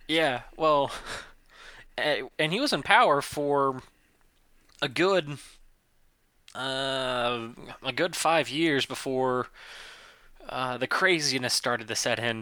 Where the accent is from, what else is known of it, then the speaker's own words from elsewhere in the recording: the South, United States; first language English; I am American and from the South. I do not know how to speak any other language than English